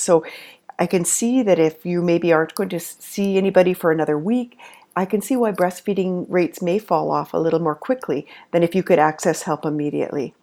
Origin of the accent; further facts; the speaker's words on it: Canada; I'm a Canadian nurse and lactation consultant